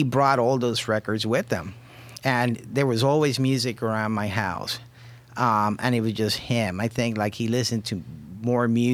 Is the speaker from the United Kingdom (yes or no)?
no; Puerto Rico; also born or lived in Los Angeles; now in Cleveland, United States; I was born and raised in Puerto Rico